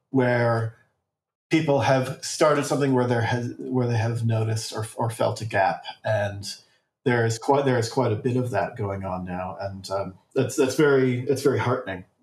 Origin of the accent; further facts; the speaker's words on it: Australia; And, uh, you know, for woeful ignorance, which my home country is very renowned for.